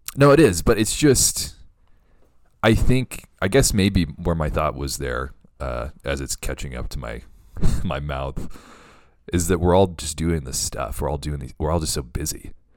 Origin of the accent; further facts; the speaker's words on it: the Bible Belt, United States; growing up in the Bible Belt